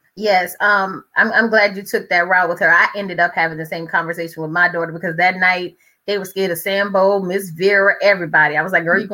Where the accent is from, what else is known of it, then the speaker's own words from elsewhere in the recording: New Orleans, Louisiana, United States; now in Prince George's County, United States; I grew up in New Orleans, Louisiana, that area